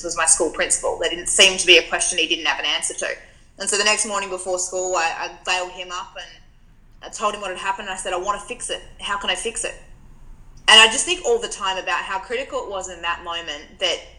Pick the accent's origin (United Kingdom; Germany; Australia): Australia; Perth, Western Australia; moved away as an adult; now in Melbourne, Australia; I grew up in Western Australia, and I moved to Melbourne about 4 years ago, but was born and bred in the West